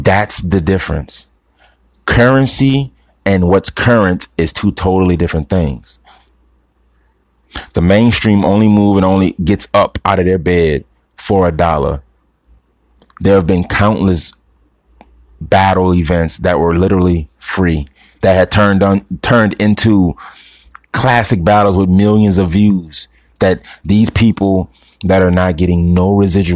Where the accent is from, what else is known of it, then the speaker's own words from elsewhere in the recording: New Orleans, Louisiana, United States; I'm from New Orleans